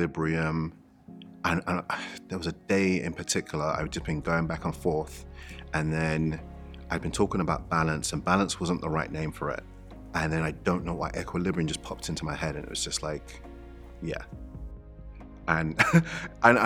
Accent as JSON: {"language": "English", "region": "London", "country": "United Kingdom", "tie": "born or raised there", "said": "growing up in East London, in the area in which I grew up"}